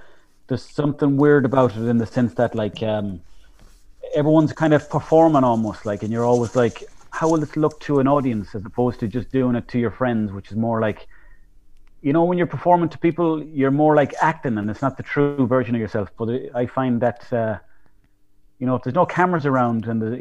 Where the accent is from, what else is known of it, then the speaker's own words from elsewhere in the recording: Mayo, Connacht, Ireland; growing up in Mayo, like, there was nothing for doing